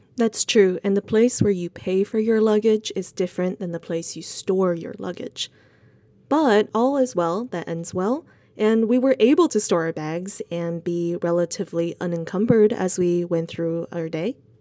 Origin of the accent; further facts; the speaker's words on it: Sichuan, China; moved away; I am actually from Sichuan